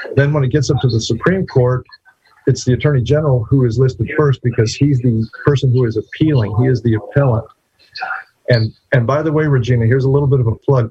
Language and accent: English; New Mexico, United States; now in Texas, United States; my home state of Texas. Well, actually, I was born in New Mexico, but I've lived in Texas since 1988.